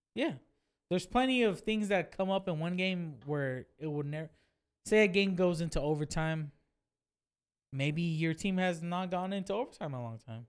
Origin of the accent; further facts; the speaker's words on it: Fresno, California, United States; I'm from Fresno.